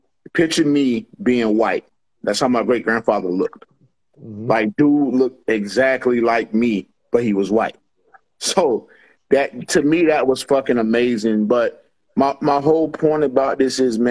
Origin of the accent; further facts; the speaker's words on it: North Carolina, United States; I'm from North Carolina